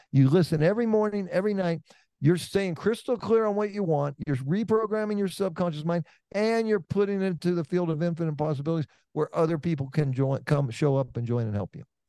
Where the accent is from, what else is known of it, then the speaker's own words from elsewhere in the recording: Oakland, California, United States; I'm from Oakland, California